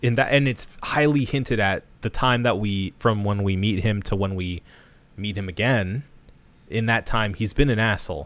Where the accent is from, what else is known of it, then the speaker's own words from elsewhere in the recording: United States; I'll speak as an American male